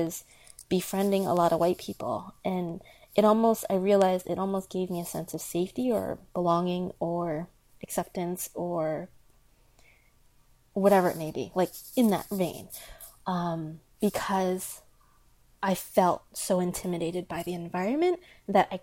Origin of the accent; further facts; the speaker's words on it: United States; first language Chinese; English is a second language; being Asian American